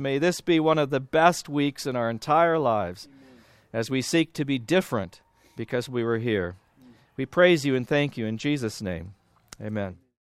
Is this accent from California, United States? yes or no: yes; Southern California, United States; also born or lived in Iowa; I'm from Southern California, I'm, uh, currently at Biola University.